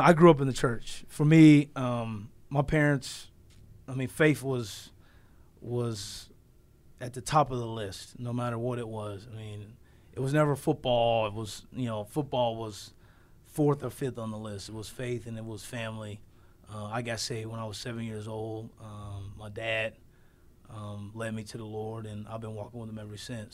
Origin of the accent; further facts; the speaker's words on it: Southern California, United States; I grew up in Southern California